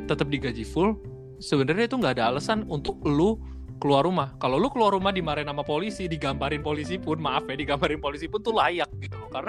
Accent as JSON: {"language": "Indonesian", "region": "Jakarta", "country": "Indonesia", "said": "Gua gua gua mewakili kota gue aja orang-orang Jakarta mungkin banyak yang bandel."}